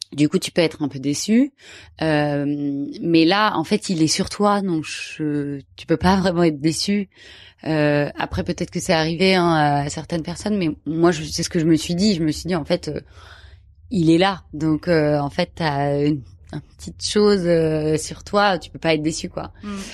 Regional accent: Paris, Île-de-France, France; je suis parisienne

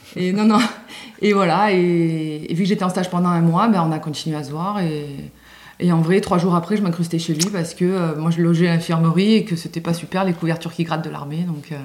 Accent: Simiane-Collongue, Provence-Alpes-Côte d'Azur, France; also born or lived in Châteaudun; now in Luberon, France; j'ai grandi bah, près de Marseille, dans un petit village euh, près de Marseille

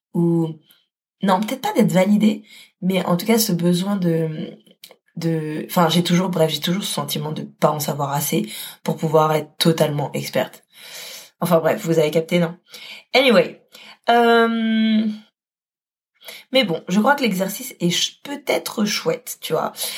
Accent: Paris, Île-de-France, France; moved away as an adult; now in Lyon, France; je suis parisienne

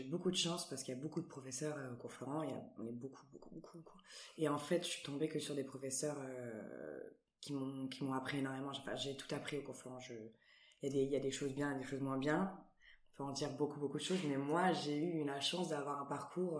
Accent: Antibes, Provence-Alpes-Côte d'Azur, France; moved away as an adult; now in Paris, France; je viens d'Antibes, je suis originaire d'Antibes

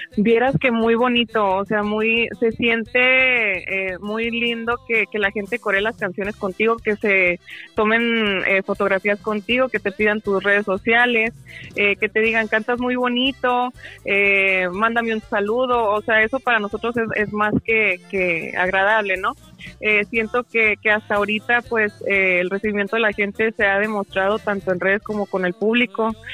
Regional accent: Durango, Mexico; also born or lived in Los Angeles, California, United States; nací en Los Ángeles, California, en Los Ángeles, California, perdón, y crecí en Durango, México.

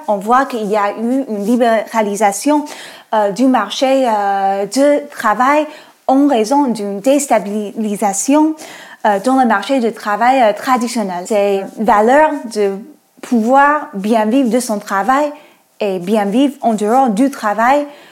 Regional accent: United States; French is a second language; moved away; moi je suis américaine. Euh, on entend peut-être avec mon accent

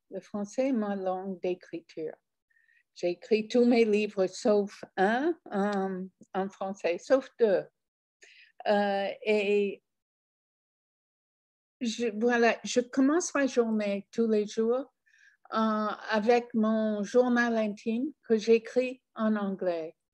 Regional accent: France; quand je dis je suis française et je montre, je suis prête à montrer ma carte d'identité

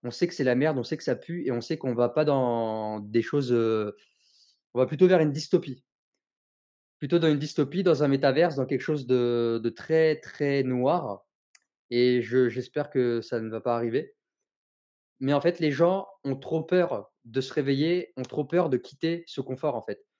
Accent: Tours, Centre-Val de Loire, France; moved away as an adult; also born or lived in Marseille; now in Nîmes, France; je suis euh, originaire de Tours

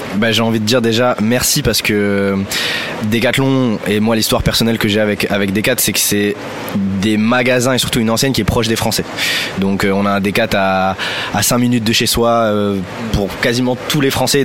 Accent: France; En tant que Français

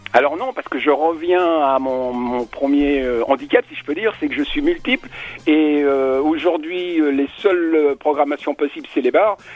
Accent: Spain; je suis espagnol

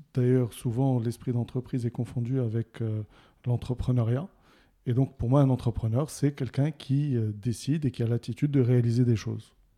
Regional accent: Casablanca, Casablanca-Settat, Morocco; also born or lived in Rabat; j'ai passé mon enfance plutôt à Casablanca.

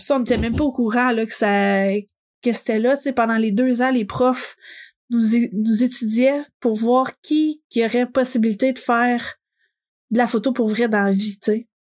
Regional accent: Gatineau, Quebec, Canada; je suis originaire de Gatineau

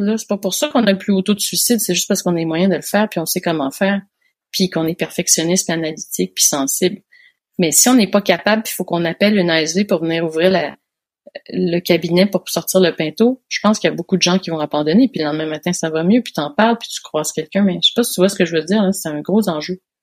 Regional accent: Quebec, Canada; moved away as an adult; now in France; je suis made in France. J'ai grandi au Québec et puis là maintenant, je vis en France depuis deux ans

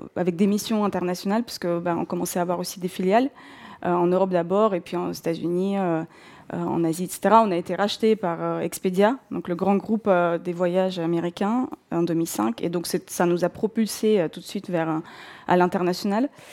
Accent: North Caucasus, Russia; first language Russian; French is a second language; moved away as an adult; Je suis née en Russie, euh, et j'ai grandi en Russie jusqu'à mes 21 ans. Euh, je viens du sud de la Russie, euh, de, la région du Caucase du Nord.

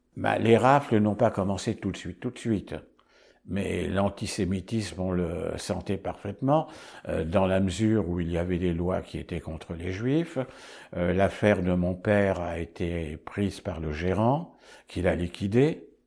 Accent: Paris, Île-de-France, France; Je suis né à Paris en 1932

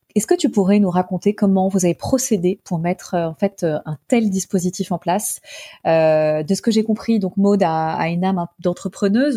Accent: Paris, Île-de-France, France; je suis parisienne

